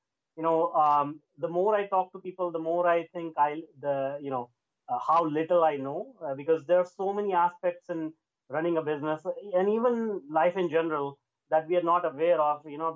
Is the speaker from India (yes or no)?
yes; India; now in Vancouver, Canada; I was born and brought up in India